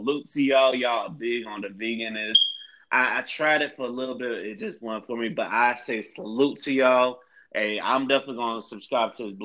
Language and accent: English; St. Petersburg, Florida, United States; my hometown of St. Petersburg, Florida